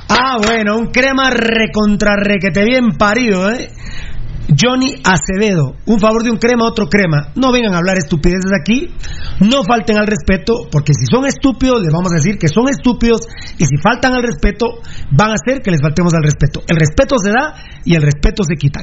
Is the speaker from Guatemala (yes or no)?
yes; Guatemala; somos guatemaltecos diferentes